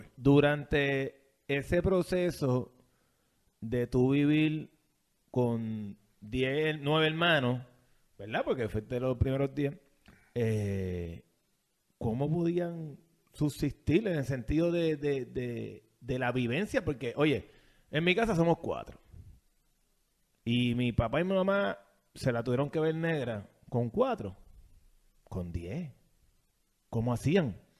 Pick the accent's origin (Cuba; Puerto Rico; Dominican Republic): Puerto Rico; decimos nosotros los puertorriqueños